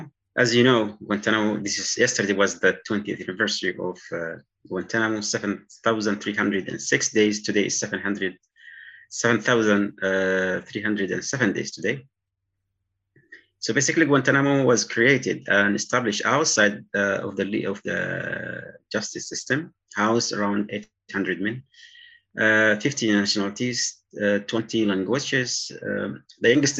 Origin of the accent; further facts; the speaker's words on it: Yemen; moved away as an adult; I was raised in a regular village in Yemen on the mountain.